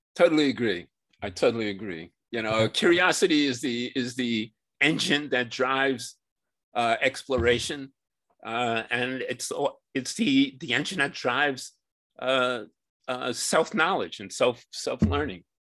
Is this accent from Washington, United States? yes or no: no; New York City, New York, United States; I grew up in New York City where I still live.